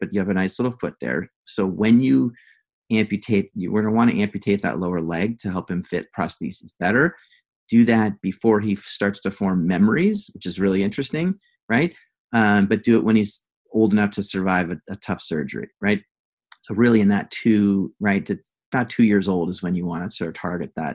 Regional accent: Santa Barbara, California, United States; I grew up in Santa Barbara

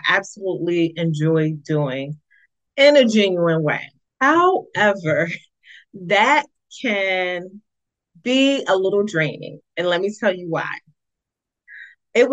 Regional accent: East Orange, New Jersey, United States; the East Orange Public Library. It's my hometown

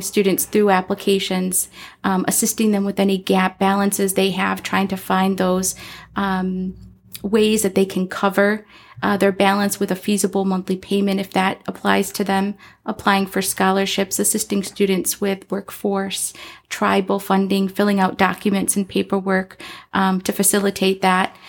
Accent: Chicago, Illinois, United States; moved away as an adult; now in Arizona, United States; I am from Chicago, Illinois, in the city

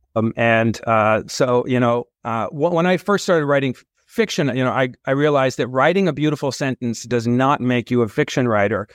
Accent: California, United States; moved away as an adult; also born or lived in San Francisco / Manhattan, New York City; now in New York City, United States; born in San Francisco, raised in and around California

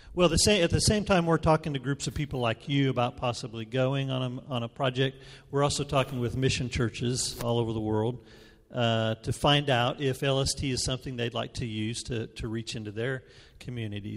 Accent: New Mexico, United States; moved away; also born or lived in Memphis; I'm from New Mexico

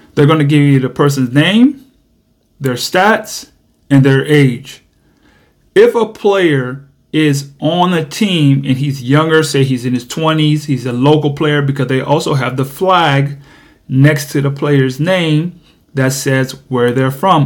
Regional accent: United States; I'm from America

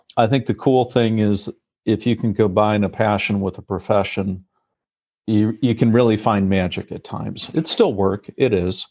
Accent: Indiana, United States; moved away as an adult; also born or lived in Munich, Germany / Beijing, China; I was born in Indiana, in the heartland of America, and have four brothers.

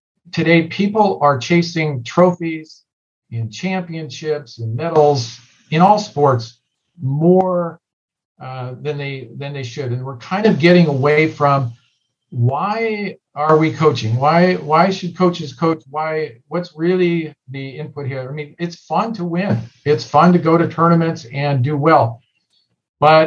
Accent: Southern California, United States; growing up in Southern California

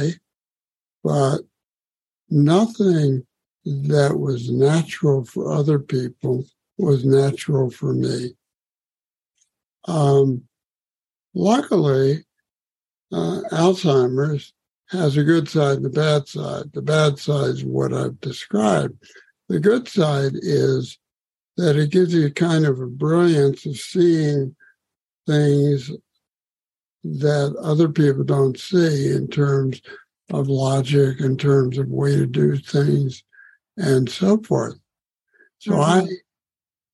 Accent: Washington, District of Columbia, United States; I grew up in Washington, D.C.

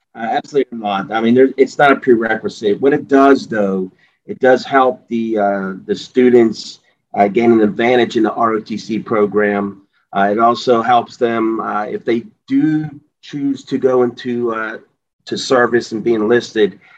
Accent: Pittsburgh, Pennsylvania, United States; I uh, was born and raised in the Pittsburgh area, so I know the area very well

